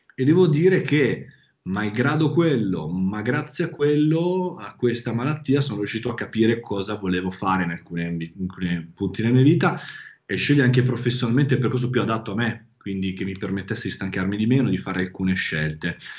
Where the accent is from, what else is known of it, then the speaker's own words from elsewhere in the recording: province of Milan, Lombardy, Italy; accent: Milanese; vivere in una zona che è la provincia di Milano, come sentirà dal mio accento